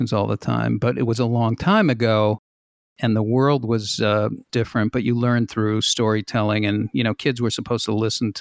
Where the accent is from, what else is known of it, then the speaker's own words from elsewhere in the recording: Boston, Massachusetts, United States; I grew up in Boston in the 60s, which was very racially tense and very separate